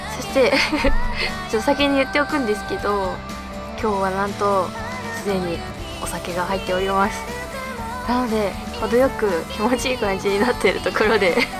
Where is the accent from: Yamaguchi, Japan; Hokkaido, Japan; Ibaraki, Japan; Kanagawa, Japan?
Hokkaido, Japan; Abashiri; 私、まあ、地元が北海道の網走市なんですけど